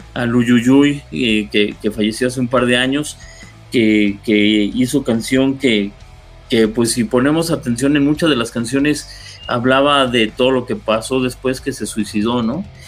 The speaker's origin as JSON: {"language": "Spanish", "region": "Mexico City", "country": "Mexico", "tie": "born or raised there", "said": "Yo, yo nací en Coyoacán, ahí viví más de veintitantos años."}